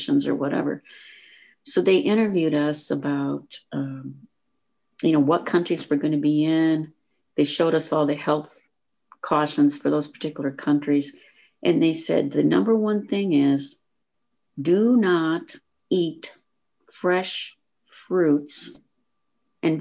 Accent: Fairbank, Iowa, United States; moved away; I am from a small town in Iowa. I don't know if either one of you have ever heard of this town. It's called Fairbank

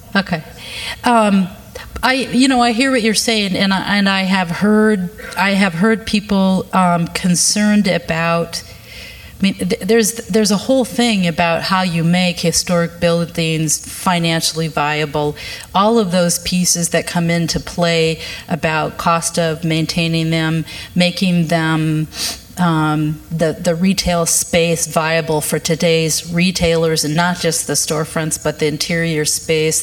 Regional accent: Fort Dodge, Iowa, United States; now in Minneapolis, United States; I grew up in Fort Dodge

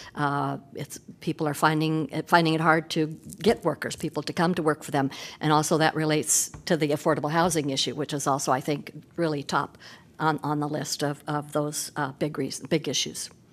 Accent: Des Moines, Iowa, United States; moved away as an adult; now in Iowa City, United States; I grew up in Des Moines

